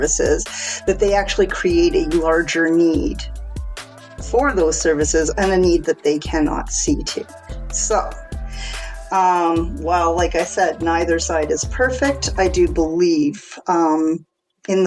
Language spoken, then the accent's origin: English; Canada; also born or lived in Alberta; I live in Alberta in Canada. So yes, I am Canadian.